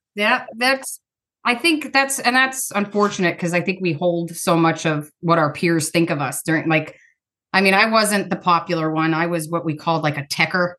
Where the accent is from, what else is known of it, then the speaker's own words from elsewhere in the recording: Pennsylvania, United States; now in Ohio, United States; I grew up in a different state, Pennsylvania